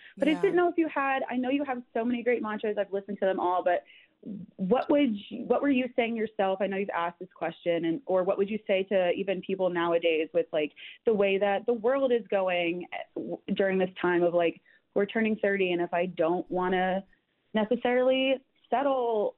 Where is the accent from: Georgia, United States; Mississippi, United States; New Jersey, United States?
New Jersey, United States; I'm from New Jersey